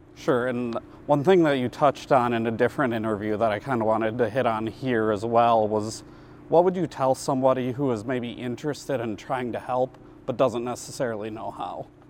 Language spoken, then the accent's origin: English; Minneapolis, Minnesota, United States; now in Rapid City, United States; I'm from Minneapolis, not as much diversity here